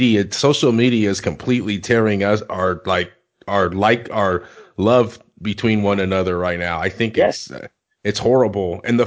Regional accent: California, United States; I'm from California.

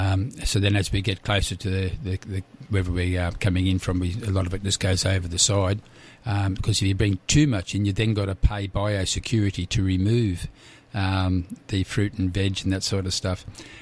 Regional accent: Australia; Oh, Australia.

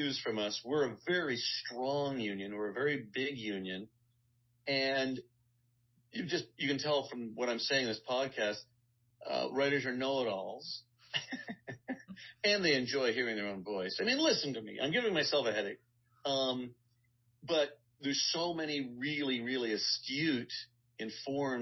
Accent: Guelph, Ontario, Canada; moved away as an adult; now in Los Angeles, United States; I'm from Guelph, Ontario, Canada

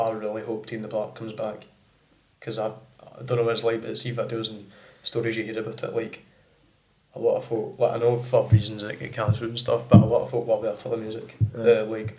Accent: Bellshill, Scotland, United Kingdom; born there; then I was born in Bellshill

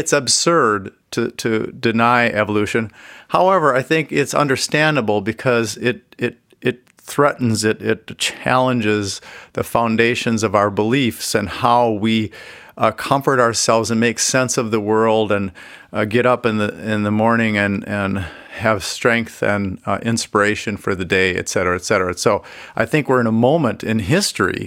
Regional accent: Minnesota, United States; I grew up Catholic in Minnesota

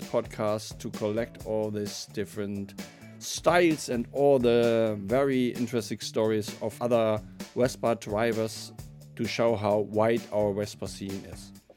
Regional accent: Hanover, Lower Saxony, Germany; English is a second language; I'm from Hanover.

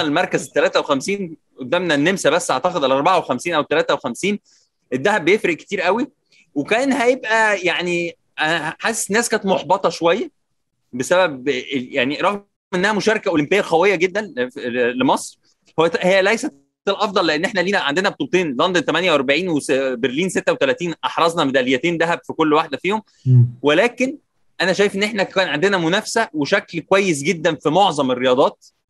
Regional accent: Egypt

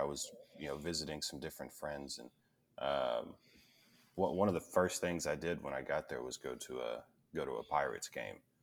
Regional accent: Tennessee, United States; moved away; I'm actually from Tennessee. I, I, I don't live there anymore

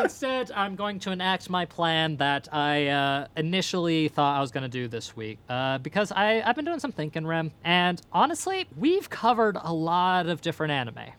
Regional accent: Ireland; I'm Irish

